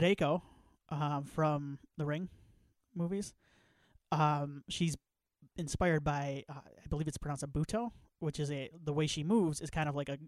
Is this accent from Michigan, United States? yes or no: yes; Northern Michigan, United States; I grew up in Northern Michigan